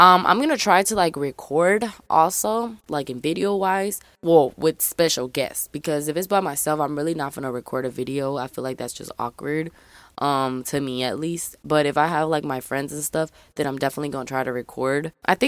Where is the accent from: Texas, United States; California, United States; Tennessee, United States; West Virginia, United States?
Tennessee, United States; Memphis; I forgot to tell y'all guys, I'm from Memphis, Tennessee. A lot of people don't believe that I'm from Memphis.